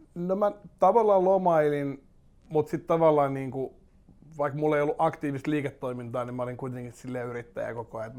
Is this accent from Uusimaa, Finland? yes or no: yes; Espoo, Uusimaa, Finland; Mä oon Espoosta lähtöisin Lippajärvellä syntynyt ja, ja tota, Tapiolan seudulla, Tapiolassa ja Laajalahdessa asunut sitten niin nuoruuteni ja käynyt kouluni siellä.